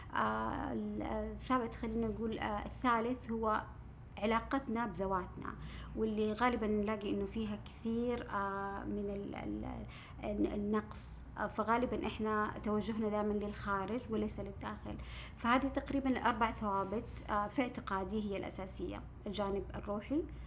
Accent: Saudi Arabia; عندنا في السعوديه

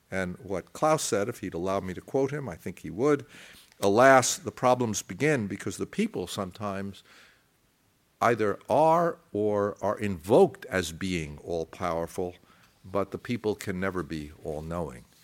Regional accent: United States; accent: American

